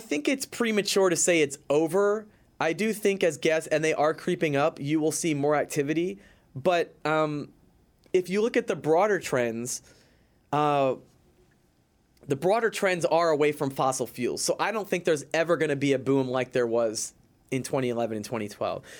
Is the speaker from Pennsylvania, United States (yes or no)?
yes; Philadelphia, Pennsylvania, United States; moved away as an adult; now in New York City, United States; I'm from Philadelphia and I've been living in New York City for, t, for tw, almost twenty years